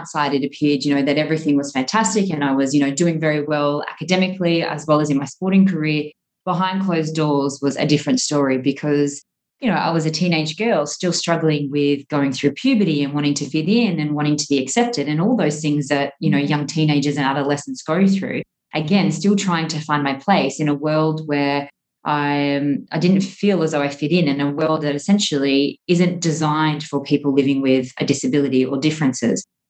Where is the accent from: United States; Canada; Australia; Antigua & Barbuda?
Australia; moved away as an adult; now in Dubai, United Arab Emirates; growing up in Australia, as a generalization, we're quite a sporty nation